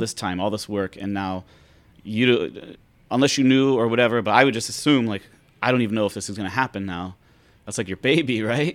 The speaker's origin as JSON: {"language": "English", "town": "Pittsburgh", "region": "Pennsylvania", "country": "United States", "moved": "yes", "lives_now": "Hawaii, United States", "said": "I'm from Pennsylvania, Pittsburgh"}